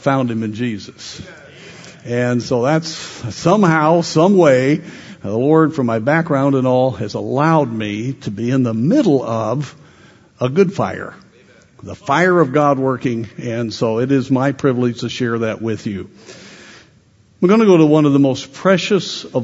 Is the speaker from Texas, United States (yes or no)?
no; Colorado, United States; I grew up in Colorado